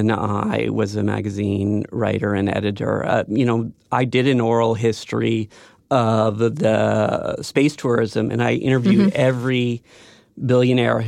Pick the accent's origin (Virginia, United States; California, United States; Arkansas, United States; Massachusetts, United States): California, United States; Silicon Valley; I grew up in Silicon Valley